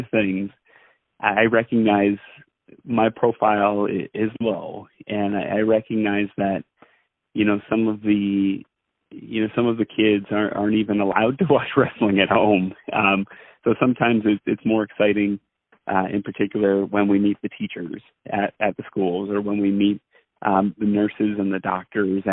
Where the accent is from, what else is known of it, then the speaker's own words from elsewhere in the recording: Allentown, Pennsylvania, United States; I'm in Allentown. That's my hometown